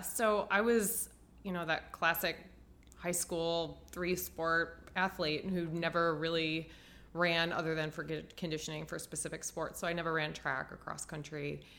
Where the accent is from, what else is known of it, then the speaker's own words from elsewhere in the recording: Ohio, United States; also born or lived in Dallas, Texas / Tampa, Florida; now in Chicago, United States; I grew up in Ohio